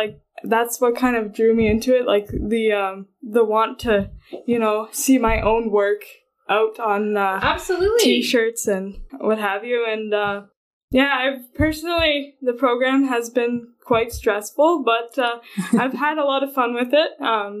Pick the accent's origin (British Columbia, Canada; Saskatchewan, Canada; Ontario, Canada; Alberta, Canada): Ontario, Canada; Sault Ste. Marie; I was born and raised in the Sault. I've been here my whole life